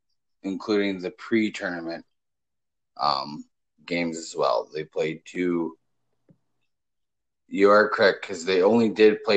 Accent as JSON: {"language": "English", "country": "Canada", "said": "We're both from Canada"}